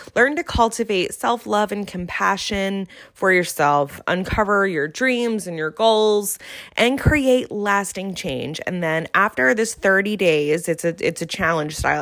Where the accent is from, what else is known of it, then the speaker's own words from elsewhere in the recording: New Jersey, United States; accent: South Jersey; my South Jersey accent